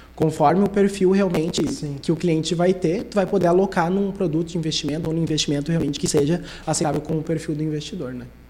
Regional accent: Sapiranga, Rio Grande do Sul, Brazil; sou de Sapiranga, sempre morei aqui desde pequeno

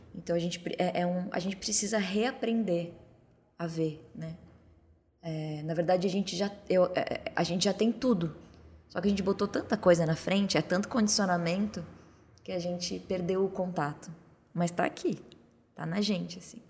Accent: Torres, Rio Grande do Sul, Brazil; moved away; Aí eu fui pro sul, né, onde eu, a casa onde eu me criei, para Torres, no litoral do Rio Grande do Sul

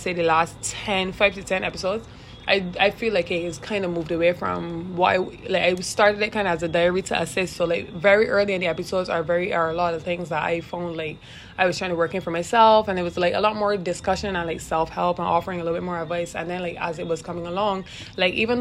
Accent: Barbados; I am Barbadian. And if at any point in time I stray that I realize I'm probably too thick with my accent

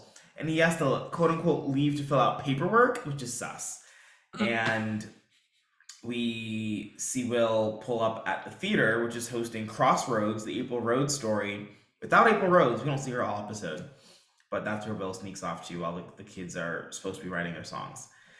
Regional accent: New York City, New York, United States; accent: New York; being a New Yorker

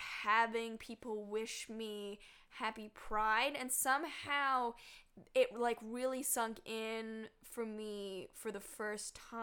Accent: Toronto, Ontario, Canada; I grew up in Toronto

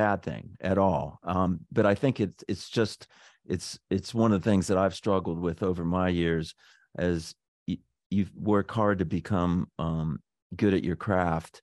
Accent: Pennsylvania, United States; moved away as an adult; When I got here in the 80s, I grew up in Pennsylvania, but I've been here virtually all my life, all my professional life

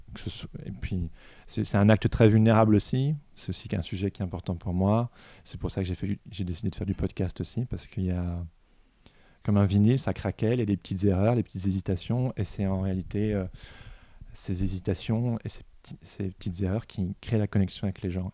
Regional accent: Belgium; je suis belge aussi

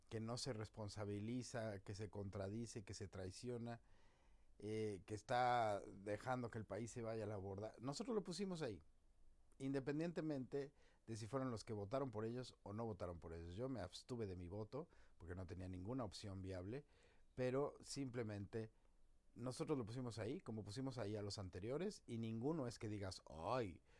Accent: Mexico; Como mexicanos tenemos que empezar a ponernos pilas.

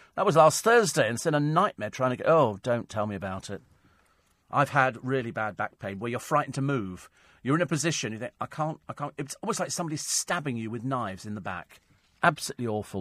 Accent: United Kingdom; we're British.

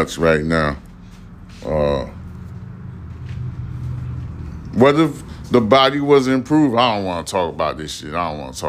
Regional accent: New York, United States; now in Houston, United States; I'm a Houstonian anyway. I'm originally from New York, but I'm considered a Houstonian.

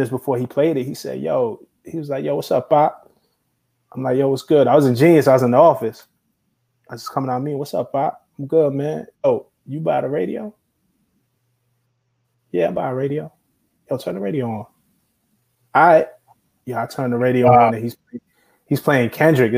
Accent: New York City, New York, United States; I'm from Flatbush in Brooklyn. Like, that corner, Flatbush and Atlantic, is right where I used to go to high school at.

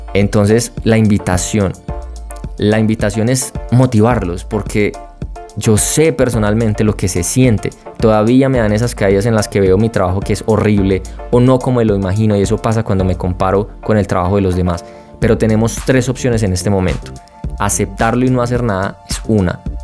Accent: Colombia; como buen colombiano

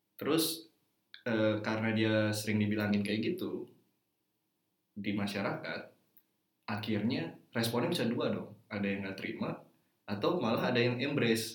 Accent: Java, Indonesia; saya ini backgroundnya orang Jawa

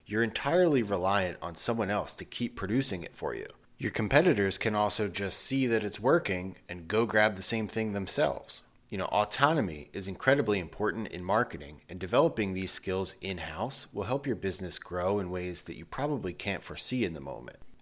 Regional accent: Northeast, United States; I'm from the Northeast.

